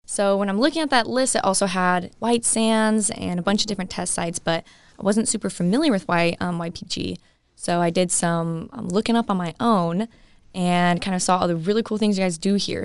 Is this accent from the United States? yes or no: yes; Colorado, United States; I'm from Colorado and I still go to school